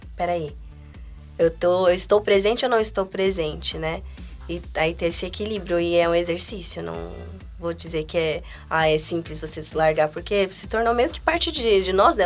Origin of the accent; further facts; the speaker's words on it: Guarulhos, São Paulo, Brazil; Eu nasci em Guarulhos, então a minha história de vida, assim, desde o início foi lá, então meus amigos estão lá.